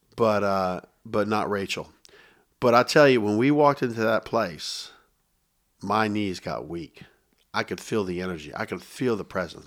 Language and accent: English; Tampa, Florida, United States; also born or lived in Dayton, Ohio; I relocate here